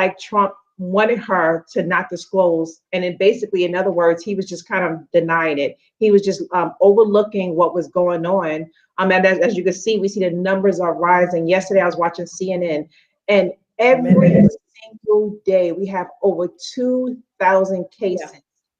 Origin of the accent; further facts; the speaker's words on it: New York, United States; now in Atlanta, United States; I'm originally from New York